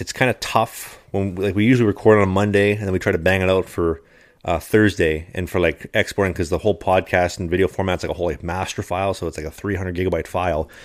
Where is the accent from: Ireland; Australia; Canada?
Canada; as a Canadian citizen